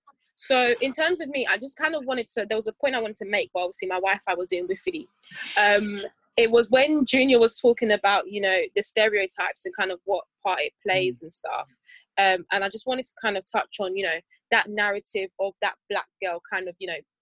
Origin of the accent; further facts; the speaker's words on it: Nigeria; It's because we're black and we're Nigerian, for example.